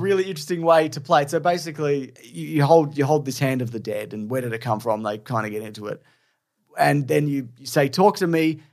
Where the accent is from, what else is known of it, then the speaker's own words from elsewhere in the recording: Australia; being Australian